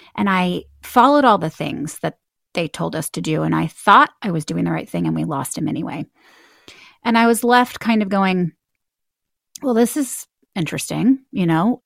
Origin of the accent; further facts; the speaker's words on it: Houston, Texas, United States; moved away; I grew up in Houston, Texas